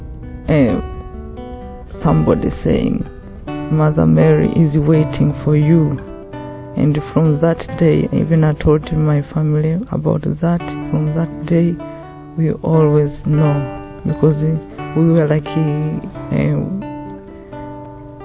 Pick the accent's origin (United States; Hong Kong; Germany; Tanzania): Tanzania; I'm from Tanzania